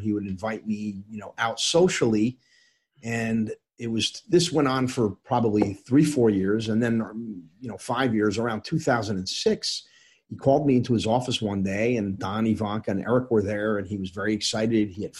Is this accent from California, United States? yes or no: no; Northern New Jersey, United States; also born or lived in Norwich, England / Egypt / New York; I grew up in New York and, you know, primarily Northern Jersey.